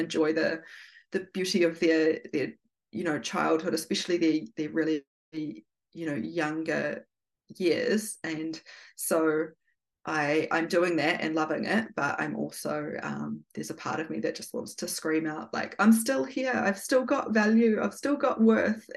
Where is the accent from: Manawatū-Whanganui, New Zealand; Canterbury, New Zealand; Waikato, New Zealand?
Manawatū-Whanganui, New Zealand; Feilding; Gabrielle and I grew up in Fielding, in rural New Zealand